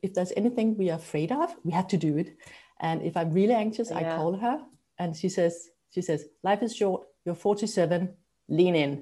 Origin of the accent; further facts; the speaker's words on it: Copenhagen, Capital Region of Denmark, Denmark; also born or lived in Amsterdam; Yeah, I'm in Copenhagen. I was brought up here in Copenhagen